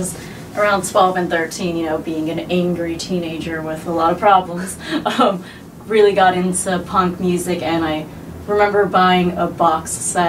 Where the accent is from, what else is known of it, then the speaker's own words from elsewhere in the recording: San Francisco, California, United States; I'm from the Bay Area, San Francisco.